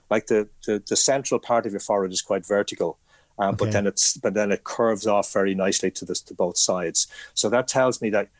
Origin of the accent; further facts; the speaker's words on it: Ireland; I am Irish